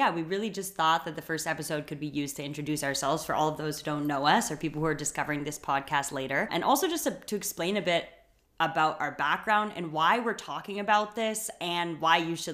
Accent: Canada; first language English; also born or lived in Berlin, Germany; now in Germany; As you can hear from my voice, I am Canadian

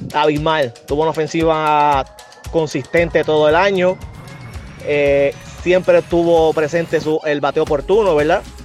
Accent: Puerto Rico; más que todo soy puertorriqueño, soy boricua.

